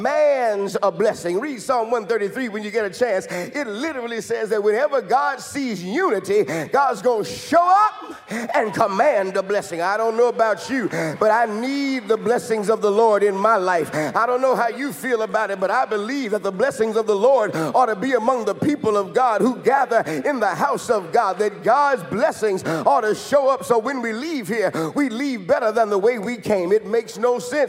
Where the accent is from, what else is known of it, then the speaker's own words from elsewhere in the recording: Chicago, Illinois, United States; when Pastor Wesley and I were growing up in Chicago